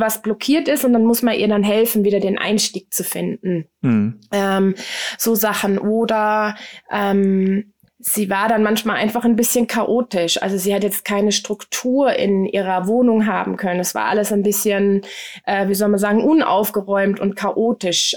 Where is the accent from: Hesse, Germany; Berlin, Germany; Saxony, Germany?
Hesse, Germany; Frankfurt am Main; Ich bin äh, in Frankfurt am Main äh, zur Welt gekommen